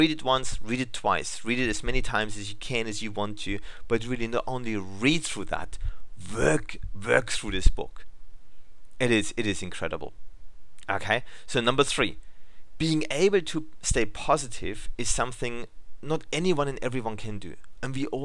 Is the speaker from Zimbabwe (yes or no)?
no; Germany; English is a second language; now in Australia; English is my second language, as I'm originally from Germany